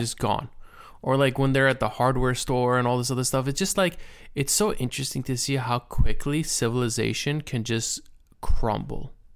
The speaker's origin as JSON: {"language": "English", "country": "United States"}